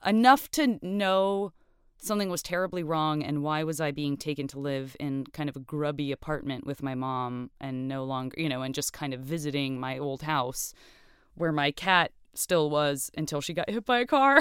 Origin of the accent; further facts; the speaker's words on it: Tucson, Arizona, United States; also born or lived in Flagstaff, Arizona; I grew up in, uh, in Tucson, Arizona.